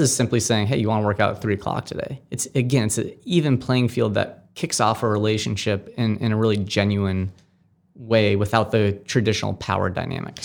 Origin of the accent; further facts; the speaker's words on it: Amherst, Massachusetts, United States; I grew up in Amherst, Mass